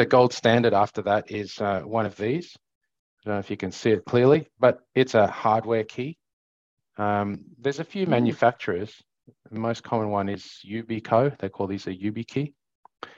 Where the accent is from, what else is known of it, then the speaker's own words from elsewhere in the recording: South Africa; now in Australia; growing up in South Africa